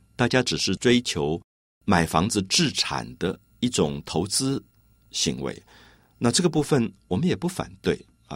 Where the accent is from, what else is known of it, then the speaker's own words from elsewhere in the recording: Tamsui, New Taipei, Taiwan; 我童年在淡水的小镇里面，那个小小的街道跑来跑去，在每条街道都可以看到港口的那种快乐